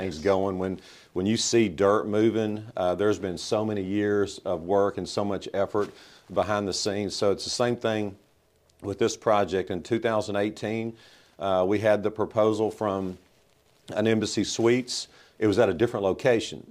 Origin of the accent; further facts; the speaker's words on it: Southaven, Mississippi, United States; I grew up in South Haven. My parents moved here in nineteen sixty-eight